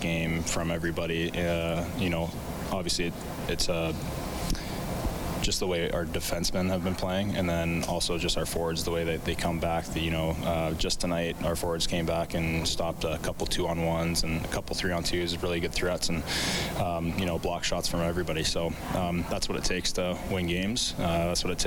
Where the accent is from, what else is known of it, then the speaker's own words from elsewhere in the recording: Edmonton, Alberta, Canada; growing up in Edmonton